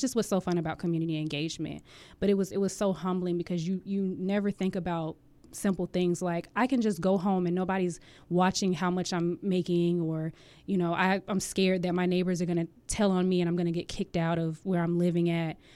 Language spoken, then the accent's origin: English; Jacksonville, Florida, United States; moved away as an adult; now in Hampton Roads, Virginia, United States; I am originally from Jacksonville, Florida